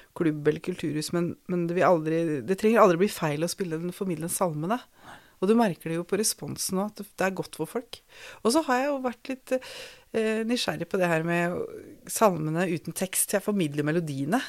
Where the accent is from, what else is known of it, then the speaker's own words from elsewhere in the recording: Skien, Telemark, Norway; gikk på søndagsskolen på Tabernakel i Skien